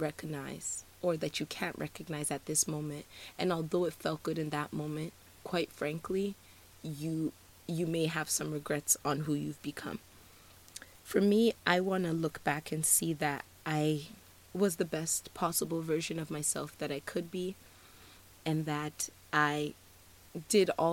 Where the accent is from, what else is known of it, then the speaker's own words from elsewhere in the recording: Nigeria; I'm Nigerian, and usually when we exchange pleasantries with someone, we usually ask them how the weather's doing.